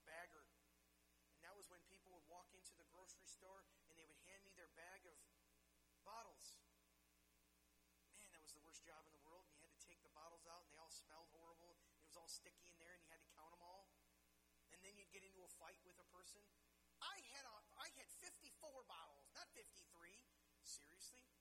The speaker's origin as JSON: {"language": "English", "country": "United States", "tie": "born or raised there", "said": "growing up in the United States of America"}